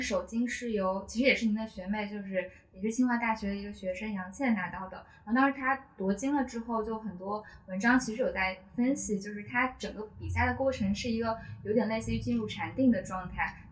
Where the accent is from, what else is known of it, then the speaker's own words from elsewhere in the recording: Hunan, China; 我当时是在读，读初中，然后我家乡在湖南